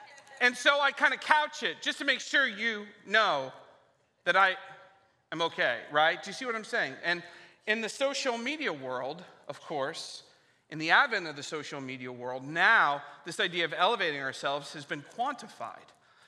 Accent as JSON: {"language": "English", "region": "Ohio", "country": "United States", "lives_now": "California, United States", "said": "I know that we're both from Ohio, moved to California"}